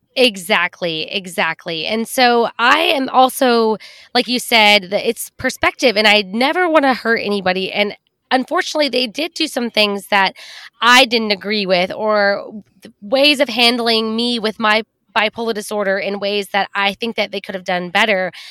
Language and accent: English; Texas, United States; growing up in Texas, where women are supposed to be polite and quiet and not make a scene